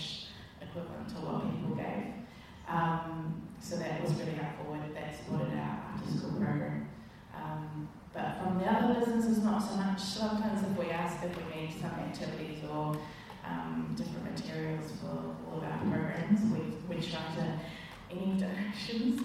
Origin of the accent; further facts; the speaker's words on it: Tauranga, Bay of Plenty, New Zealand; also born or lived in Wellington, New Zealand / London, United Kingdom; I grew up in Tauranga, moved here when I was 3, so I went to St Mary's and then went to Tauranga Girls College